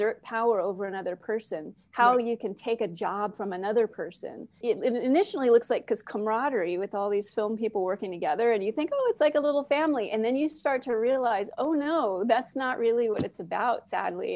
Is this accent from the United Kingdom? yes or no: no; Oxnard, California, United States; also born or lived in Port Hueneme, California; I grew up in Oxnard, Southside Oxnard